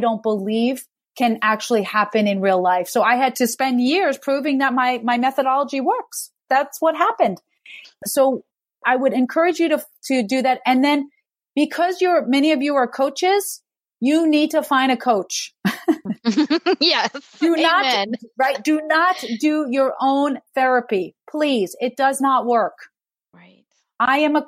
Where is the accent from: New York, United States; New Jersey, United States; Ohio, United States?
New York, United States; I'm a New Yorker